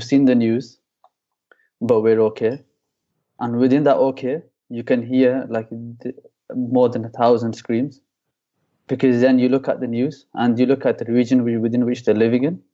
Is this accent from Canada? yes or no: no; Halifax, Yorkshire and the Humber, United Kingdom; I'm from England in Halifax